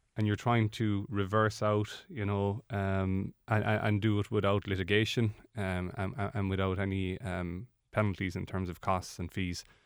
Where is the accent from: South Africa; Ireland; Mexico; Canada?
Ireland; we are Irish